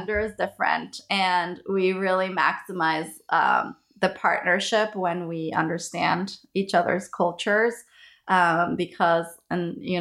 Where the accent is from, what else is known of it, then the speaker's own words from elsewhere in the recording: Ecuador; moved away; I'm from Ecuador